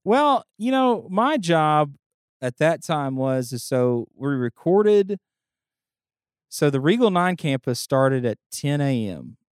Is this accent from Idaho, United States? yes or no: no; Bethany, Louisiana, United States; also born or lived in Bossier City, Louisiana / Houston, Texas / Austin, Texas; I grew up in Bethany and then at thirteen we moved to Bossier.